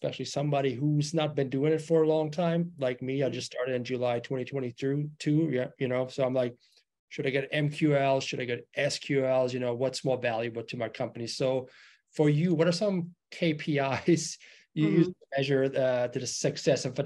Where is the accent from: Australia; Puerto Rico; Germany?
Germany; moved away; I'm originally from Germany